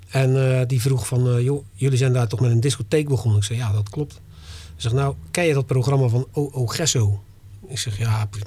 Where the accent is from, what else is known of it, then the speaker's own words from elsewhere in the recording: Dordrecht, South Holland, Netherlands; ik kom uit Dordrecht, er zijn in Dordrecht, weet ik veel hoeveel artiesten